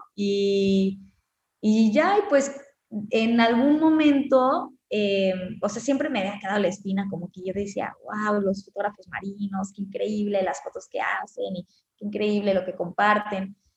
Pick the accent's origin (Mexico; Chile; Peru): Mexico; Cancún, Quintana Roo; yo nací en Cancún